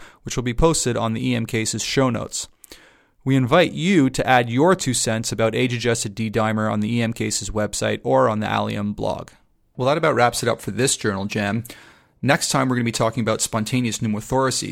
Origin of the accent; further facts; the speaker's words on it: Canada; I'm Canadian